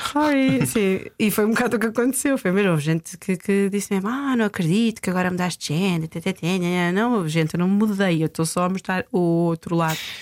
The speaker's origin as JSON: {"language": "Portuguese", "town": "Coimbra", "region": "Centro", "country": "Portugal", "tie": "born or raised there", "said": "eu nasci e cresci em São Martinho do Bispo"}